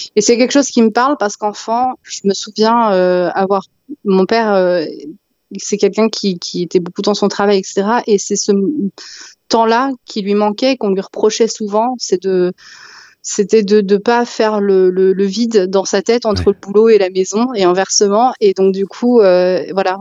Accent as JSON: {"language": "French", "area": "Val-d'Oise", "region": "Île-de-France", "country": "France", "tie": "born or raised there", "said": "j'ai grandi ouais, dans le Val d'Oise"}